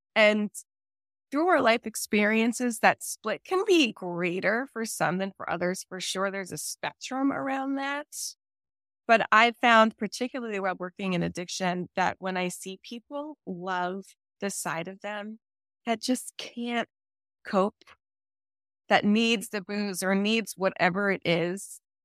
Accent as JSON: {"language": "English", "region": "New Jersey", "country": "United States", "moved": "yes", "lives_now": "California, United States", "said": "I'm from New Jersey originally"}